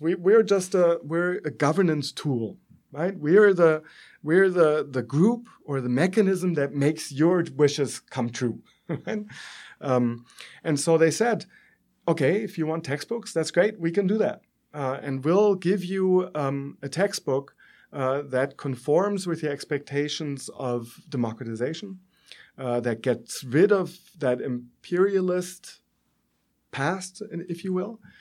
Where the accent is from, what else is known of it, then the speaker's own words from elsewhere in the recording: Germany; accent: German; moved away as an adult; as you can tell, I'm German from my accent